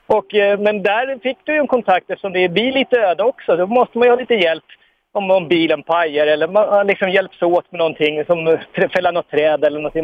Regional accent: Stockholm, Stockholm County, Sweden; jag är ju uppväxt ute i Hagsätra

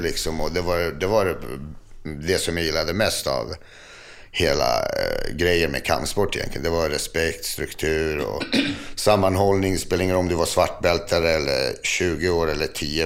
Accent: Botkyrka, Stockholm County, Sweden; jag är uppvuxen i Fittja

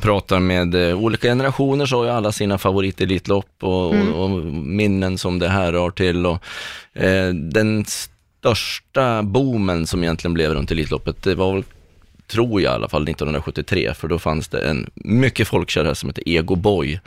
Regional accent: Östersund, Jämtland, Sweden; now in Stockholm, Sweden; Jag är en jämtlänning från Östersund mm. som har bott i Stockholm sedan 98

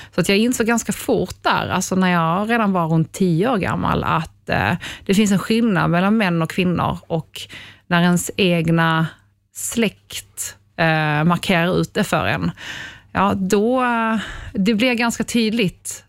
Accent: Ystad, Skåne, Sweden; moved away; also born or lived in Poland / Norrtälje; Jag kommer från Ystad

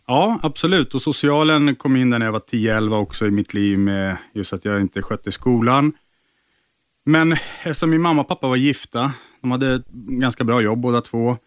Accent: Nacka, Stockholm County, Sweden; uppe i Nacka där jag växte upp

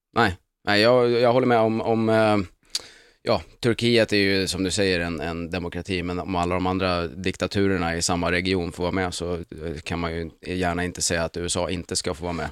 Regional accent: Sweden; som svensk är man ju liksom uppfostrad med att FN är det finaste

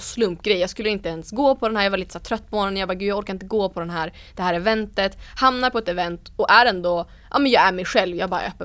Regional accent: Umeå, Västerbotten County, Sweden; Ersboda där jag kommer ifrån i Umeå

